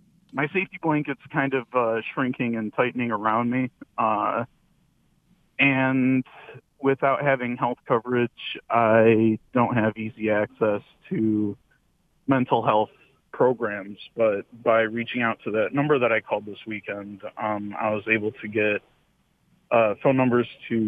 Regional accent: Shelby Township, Michigan, United States; my hometown of Shelby Township

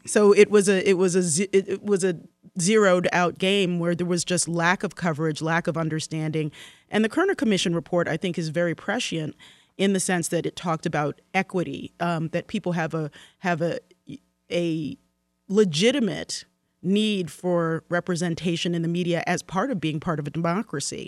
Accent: Baltimore, Maryland, United States; Baltimore, my hometown.

